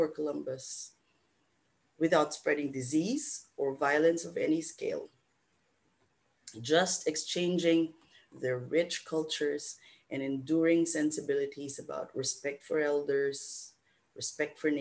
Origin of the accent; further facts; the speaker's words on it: Philippines; moved away; from the Philippines